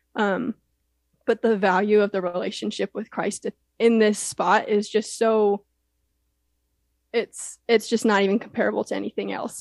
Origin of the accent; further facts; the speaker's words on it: Houston, Texas, United States; Rice University was really close to where I grew up in Houston